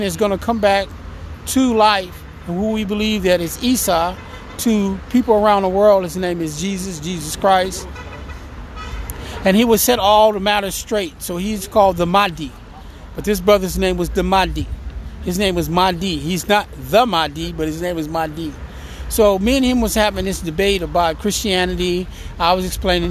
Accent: French Camp, California, United States; I was born in Stockton, California, in a small little town called French Camp, California. It's about 5 miles south of Stockton

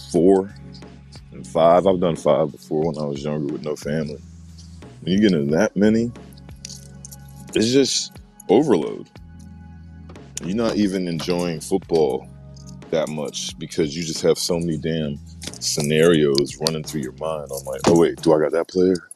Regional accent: Maryland, United States; Good morning, stereo. I'm from Maryland.

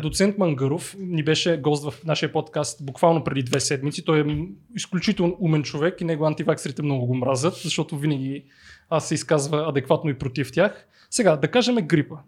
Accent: Blagoevgrad, Blagoevgrad Province, Bulgaria; аз съм от Благоевград

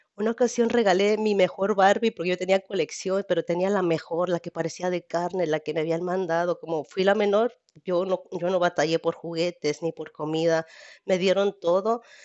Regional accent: Jalisco, Mexico; now in Rialto, United States; yo soy de México, exactamente de, de Jalisco. Mi capital es Guadalajara, soy de Jalisco

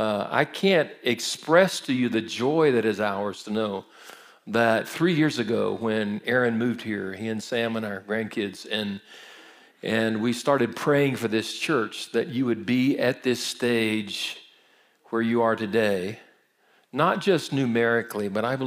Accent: Brazil; I grew up in Brazil. My parents were missionaries, so I speak fluent Portuguese.

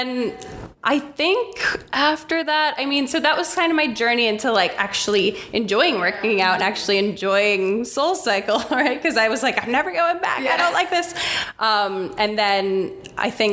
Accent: Long Island, New York, United States; also born or lived in Philadelphia; I'm from Long Island, so we went to a Roslyn class

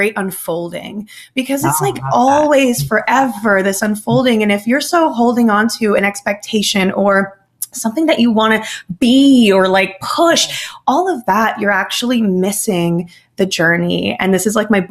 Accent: New Jersey, United States; I'm from New Jersey, I'm spicy, I'm Latina.

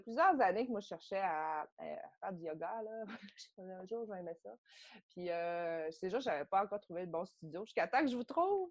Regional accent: Saguenay, Quebec, Canada; also born or lived in South Korea; je viens du Saguenay.

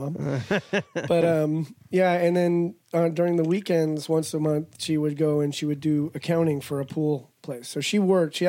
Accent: Mojave Desert, California, United States; also born or lived in Arizona; I was a desert rat. I was raised in the Mojave Desert

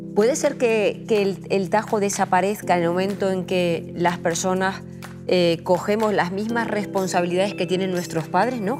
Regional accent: Aragon, Spain; que soy maña

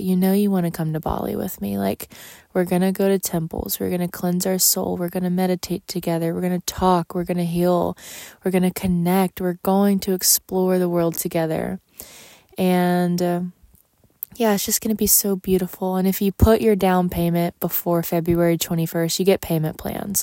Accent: Texas, United States; moved away; my hometown in Texas

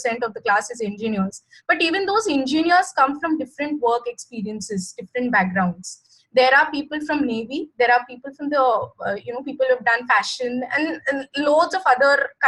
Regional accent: India; as an Indian professional

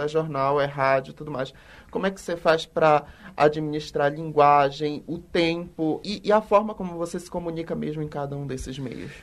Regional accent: Belém, Pará, Brazil; now in Belo Horizonte, Brazil; Eu sou de Belém e já morei em alguns lugares

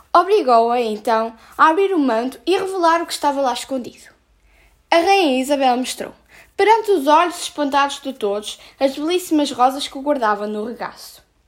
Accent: Portugal; tenho 13 anos e sou de Portugal

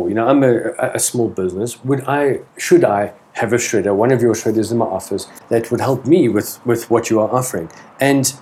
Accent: South Africa; as a South African citizen

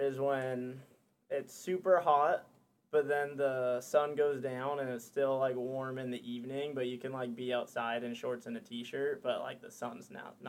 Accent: California, United States; moved away as an adult; also born or lived in Morocco; now in Washington, United States; I grew up in California. Then I moved to Morocco, and then I moved to Washington.

